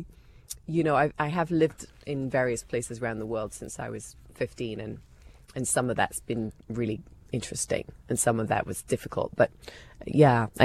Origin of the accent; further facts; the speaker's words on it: England, United Kingdom; moved away as an adult; now in United States; I'm still very British. I mean, I would never call myself American, not for any derogatory reason, just because I'm really English